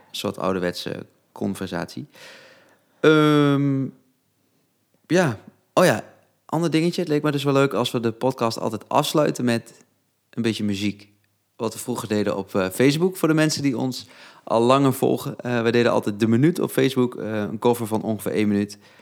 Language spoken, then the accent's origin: Dutch; Netherlands; ik kom uit Harveld.